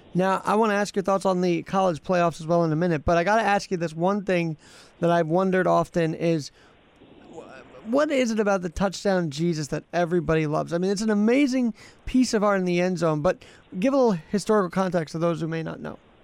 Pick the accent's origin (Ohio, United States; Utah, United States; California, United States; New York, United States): New York, United States; I'm a New Yorker